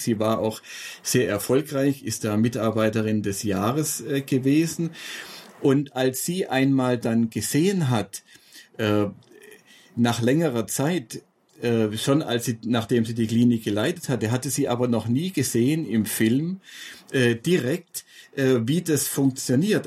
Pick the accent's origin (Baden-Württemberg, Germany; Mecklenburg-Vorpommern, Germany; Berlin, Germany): Baden-Württemberg, Germany; Stuttgart; in meiner Heimatstadt äh, Stuttgart